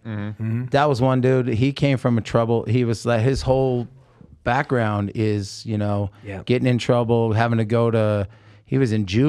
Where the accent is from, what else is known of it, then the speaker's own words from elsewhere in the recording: United States; I'm Native American Indian. I'm Lakota Sioux, right?